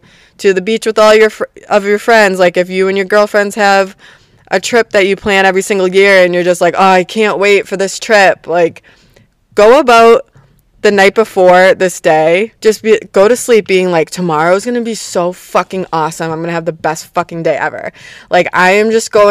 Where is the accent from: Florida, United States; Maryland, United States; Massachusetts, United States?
Massachusetts, United States; Boston; I'm from Boston